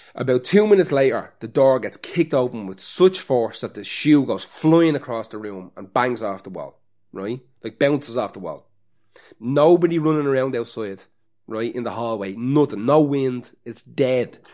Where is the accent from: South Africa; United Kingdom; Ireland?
Ireland; as an Irish person